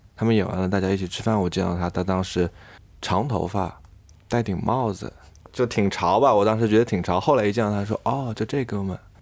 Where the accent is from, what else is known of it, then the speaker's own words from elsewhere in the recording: Changsha, Hunan, China; 我们都是湖南的，我和贝斯吧，应该我们都是长沙人